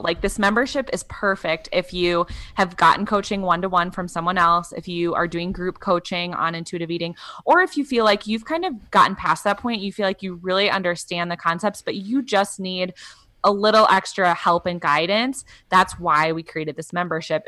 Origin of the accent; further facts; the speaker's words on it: Wisconsin, United States; I'm from Wisconsin